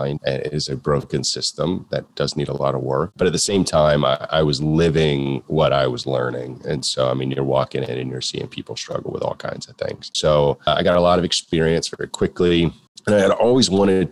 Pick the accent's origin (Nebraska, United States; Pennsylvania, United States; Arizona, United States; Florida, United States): Florida, United States; moved away as an adult; also born or lived in Texas; I was from Florida